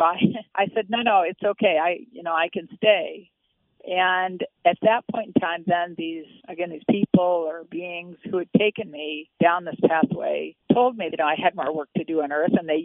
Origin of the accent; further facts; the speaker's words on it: Midwest, United States; I grew up in the Midwest in the 1950s